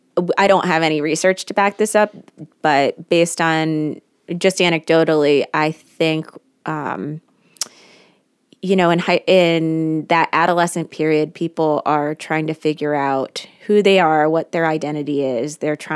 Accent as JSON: {"language": "English", "town": "Washington", "region": "District of Columbia", "country": "United States", "tie": "born or raised there", "said": "I was raised in the Washington, D.C. area, and I went to a private all-female high school."}